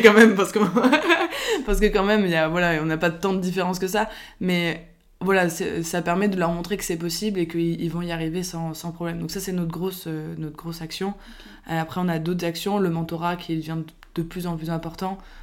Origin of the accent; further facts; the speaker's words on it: Biarritz, Nouvelle-Aquitaine, France; moved away; le cadre de vie de mon enfance euh, à Biarritz